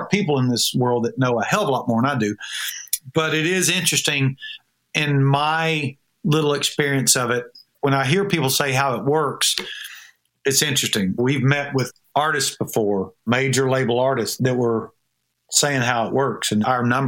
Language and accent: English; Georgia, United States; now in Nashville, United States; I'm a little from Georgia